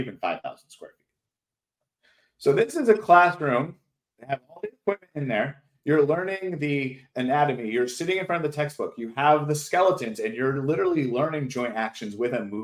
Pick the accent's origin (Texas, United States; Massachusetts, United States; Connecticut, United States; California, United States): Connecticut, United States; near Glastonbury; moved away; also born or lived in Florida; I found the Health Tracks in Glastonbury, which is the closest one to my hometown.